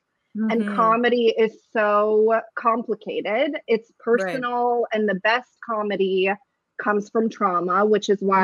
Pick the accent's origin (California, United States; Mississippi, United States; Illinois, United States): California, United States; San Francisco; first language Russian; English is a second language; moved away as an adult; also born or lived in Ukraine (USSR) / Los Angeles / London; now in New York City, United States; I immigrated as a little kid around 5-6 years old to San Francisco. They packed me in a suitcase, lost everything but me. And that was all very exciting for everyone. And yeah, I grew up in San Francisco in the Bay Area